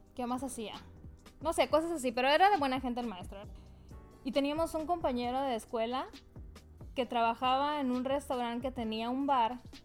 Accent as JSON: {"language": "Spanish", "country": "Mexico", "said": "como buena mexicana"}